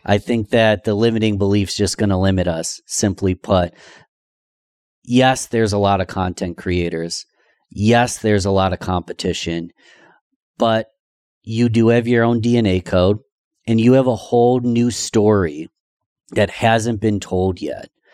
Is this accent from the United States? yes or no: yes; Rochester, New York, United States; my hometown of Rochester, New York